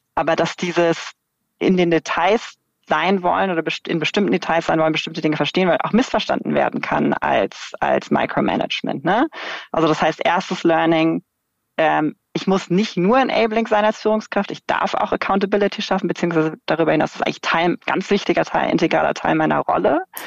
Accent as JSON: {"language": "German", "country": "Germany", "tie": "born or raised there", "said": "ich bin irgendwie in Deutschland in einem sicheren Land mit einem guten, irgendwie kostenfreien Bildungssystem äh, aufgewachsen"}